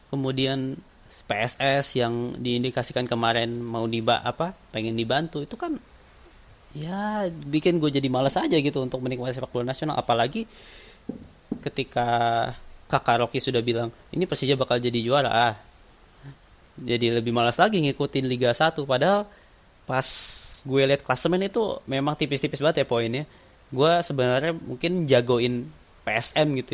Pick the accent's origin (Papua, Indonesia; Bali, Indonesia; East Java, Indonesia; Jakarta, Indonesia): Jakarta, Indonesia; walaupun gue lahir dan besar di Jakarta gitu